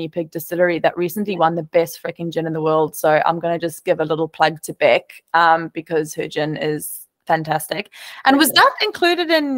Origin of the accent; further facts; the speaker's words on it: South Africa; now in Australia; as a South African.